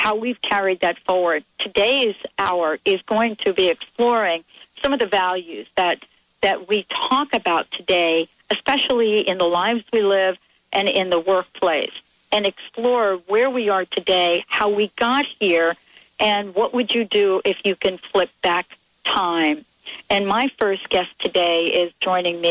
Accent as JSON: {"language": "English", "region": "New York", "country": "United States", "said": "I'm from New York."}